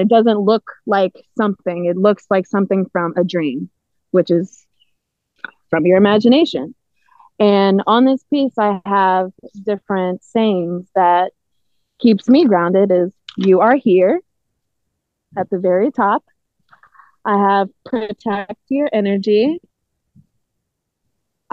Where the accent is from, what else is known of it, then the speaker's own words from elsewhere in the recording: Naperville, Illinois, United States; I'm from Naperville